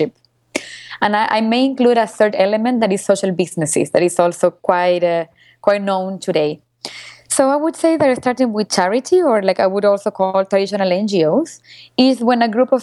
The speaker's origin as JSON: {"language": "English", "country": "Venezuela", "tie": "born or raised there", "also_born_or_lived": "Argentina", "said": "I was born in Venezuela because my family exiled Argentina because of the dictatorship."}